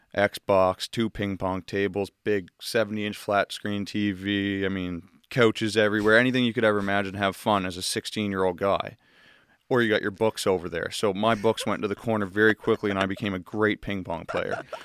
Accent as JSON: {"language": "English", "town": "Enfield", "region": "Nova Scotia", "country": "Canada", "tie": "born or raised there", "said": "I grew up in Enfield"}